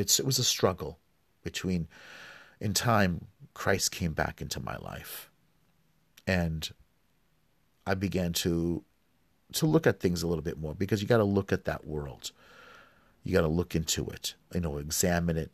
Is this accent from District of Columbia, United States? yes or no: no; New York City, New York, United States; I grew up in New York